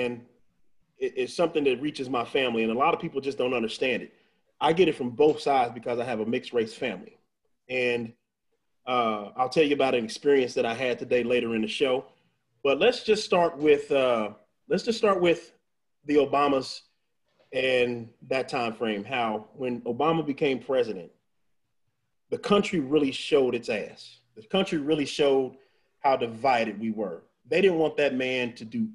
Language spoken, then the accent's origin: English; Missouri, United States; now in Texas, United States; I'm from Missouri